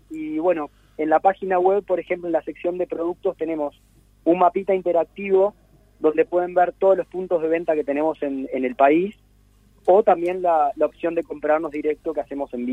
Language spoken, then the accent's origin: Spanish; Montevideo, Uruguay; mis amigos de Montevideo, cuando yo me mudé aquí, soy de Montevideo hace 10 años y tengo mi, grupo de amigos de Montevideo